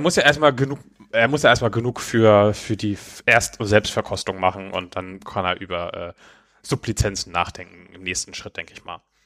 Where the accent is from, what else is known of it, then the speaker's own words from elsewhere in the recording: Neumünster, Schleswig-Holstein, Germany; moved away; meine alte Heimatstadt Neumünster